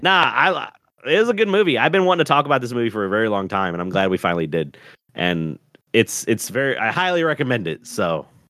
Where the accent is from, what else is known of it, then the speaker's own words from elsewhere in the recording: the South, United States; I'm from the South